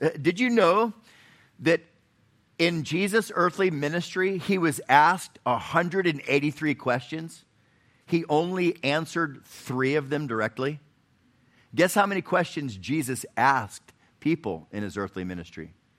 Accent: Florida, United States; now in Chattanooga, United States; I, I grew up in Florida

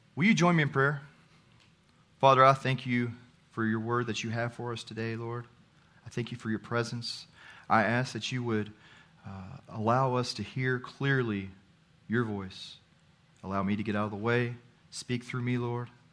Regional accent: Texas, United States; I'm from Texas

